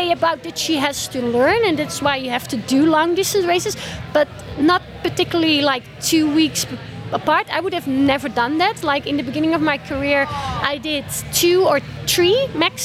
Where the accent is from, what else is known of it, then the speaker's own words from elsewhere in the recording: Netherlands; now in Austria; my home country in the Netherlands.